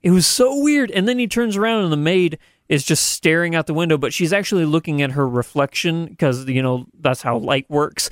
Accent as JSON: {"language": "English", "region": "Southern Missouri", "country": "United States", "said": "we're from Southern Missouri"}